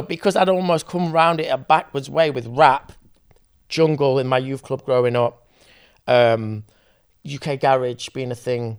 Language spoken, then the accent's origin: English; Sheffield, Yorkshire and the Humber, United Kingdom; I'm from Sheffield